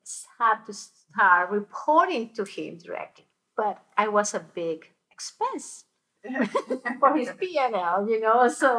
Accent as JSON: {"language": "English", "country": "Colombia", "also_born_or_lived": "Boca Raton, Florida", "moved": "yes", "said": "I'm originally from Colombia. I was living in Boca Raton, Florida."}